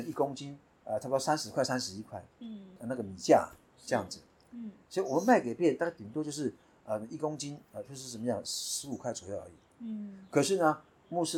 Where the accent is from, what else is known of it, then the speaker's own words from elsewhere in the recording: Taiwan; 我们泰雅族。大概至少迁了五六次以上了，那个部落很广。那我们就是从世纪部落迁过来的。